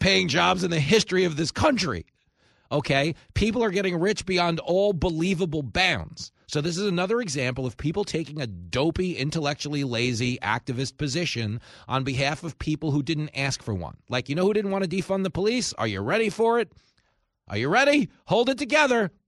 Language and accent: English; Levittown, New York, United States; I grew up down the house from Bob Levinson. Uh, he grew up where I grew up in Levittown